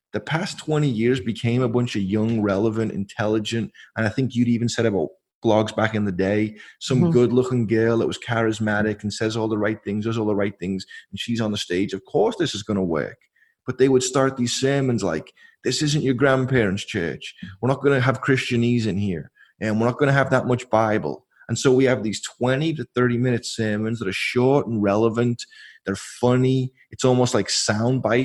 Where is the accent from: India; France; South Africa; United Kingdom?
United Kingdom; England; now in California, United States; I'm English